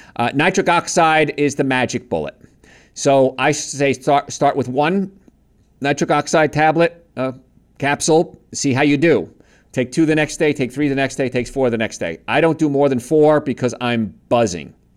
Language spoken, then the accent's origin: English; New York, United States; accent: New York; I'm from New York